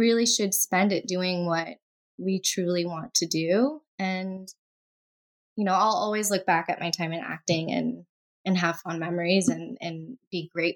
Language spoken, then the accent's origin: English; the southern United States, United States; I grew up in the U.S., primarily in the southern states